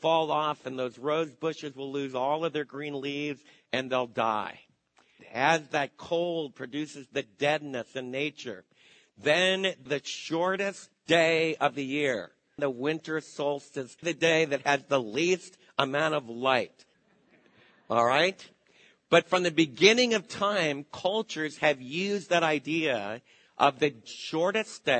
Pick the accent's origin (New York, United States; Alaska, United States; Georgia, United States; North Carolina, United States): New York, United States; Macy's, close to where I was raised in New York